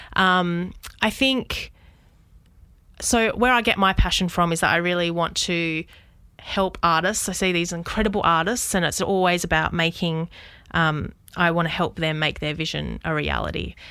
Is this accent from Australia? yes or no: yes; Southwest Western Australia, Australia; moved away as an adult; also born or lived in Perth / Sydney; now in Albury, Australia; I grew up, um, in a tiny regional town in Southwest W A.